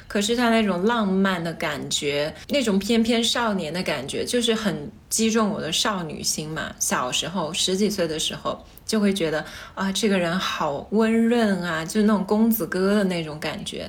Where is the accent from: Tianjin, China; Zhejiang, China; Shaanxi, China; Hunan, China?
Hunan, China; Changsha; 我是长沙人嘛，嗯。我们那儿有一个地方电视台叫做《潇湘电影》，经常放老港片